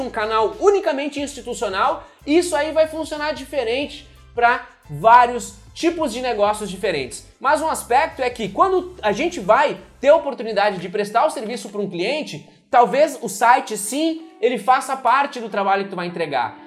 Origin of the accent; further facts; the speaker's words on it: Brazil; moved away as an adult; now in United States; eu, brasileiro